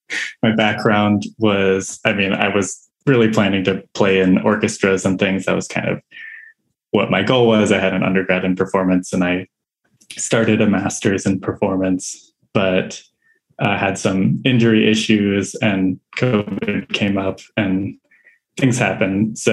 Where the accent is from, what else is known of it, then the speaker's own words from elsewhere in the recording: Albuquerque, New Mexico, United States; I'm from Albuquerque, New Mexico